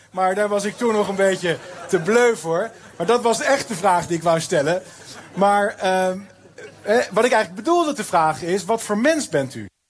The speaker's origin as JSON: {"language": "Dutch", "town": "Gouda", "region": "South Holland", "country": "Netherlands", "tie": "born or raised there", "said": "mijn geboortestad Gouda"}